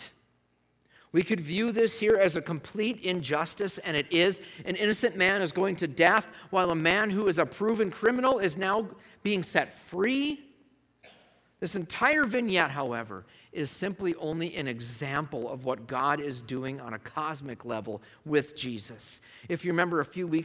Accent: United States; being an American

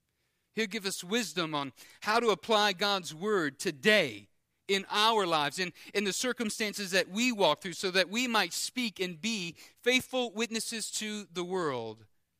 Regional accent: Louisiana, United States; I grew up on the Intercoastal, and I grew up fishing and skiing. I grew up just having fun out on the water

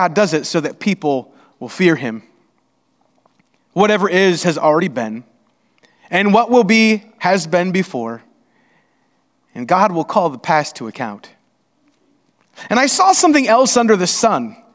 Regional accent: Indiana, United States; We're from Indiana

